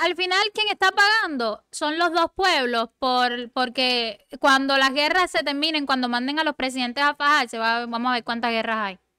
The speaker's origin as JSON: {"language": "Spanish", "country": "Cuba", "moved": "yes", "said": "A mí a veces me dicen, tú no pareces cubana"}